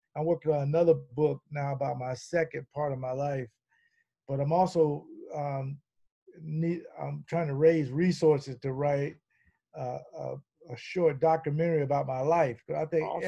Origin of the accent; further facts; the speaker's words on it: the South, United States; I'm from the South